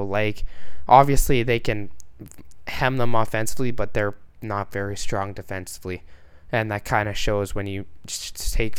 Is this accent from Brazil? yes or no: no; Winnipeg, Manitoba, Canada; they're my hometown team